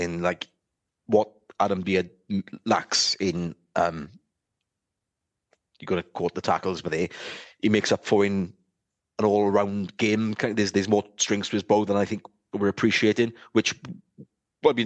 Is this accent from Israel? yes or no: no; Wales, United Kingdom; as a Welsh lad growing up as a Welsh player